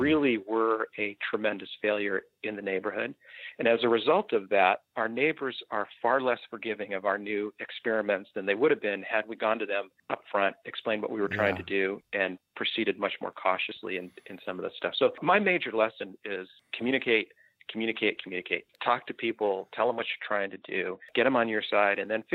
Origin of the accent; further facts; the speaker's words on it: Phoenix, Arizona, United States; I was born and raised in Phoenix